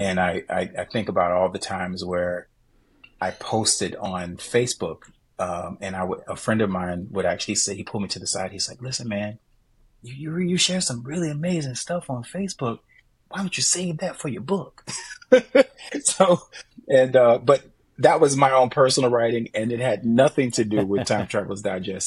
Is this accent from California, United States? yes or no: no; Jacksonville, Florida, United States; moved away as an adult; now in New Hampshire, United States; my base is right there in my hometown, yeah. Jacksonville